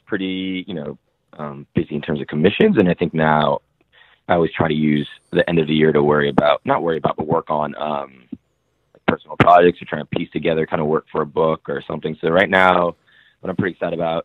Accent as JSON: {"language": "English", "town": "Seattle", "region": "Washington", "country": "United States", "tie": "born or raised there", "said": "I grew up in Seattle, south end of Seattle, which was like a huge immigrant community."}